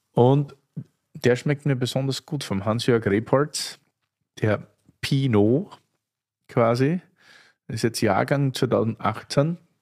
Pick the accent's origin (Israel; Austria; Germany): Austria; als Österreicher